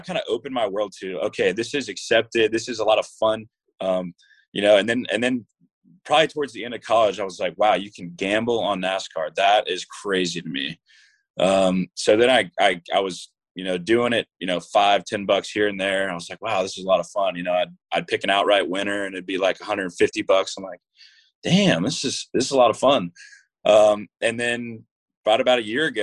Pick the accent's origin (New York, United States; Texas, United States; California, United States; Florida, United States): Florida, United States; Jacksonville; I'm from Jacksonville, Florida.